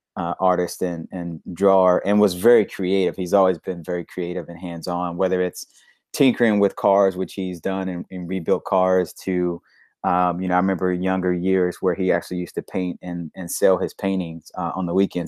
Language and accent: English; Little Rock, Arkansas, United States; I'm from Little Rock, Arkansas, born and raised